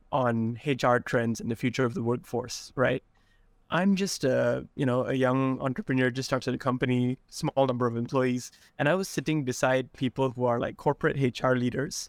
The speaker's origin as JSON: {"language": "English", "region": "Sarawak", "country": "Malaysia", "tie": "born or raised there", "said": "I grew up in Sarawak in a small rural town"}